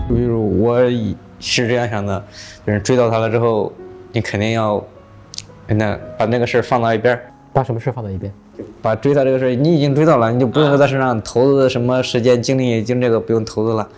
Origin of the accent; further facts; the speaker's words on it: China; 我们中国人